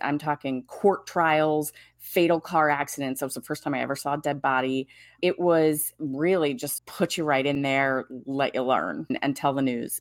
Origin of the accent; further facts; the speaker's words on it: Washington, D.C. area, District of Columbia, United States; took that in D, in the D C Bureau and moved back to my hometown area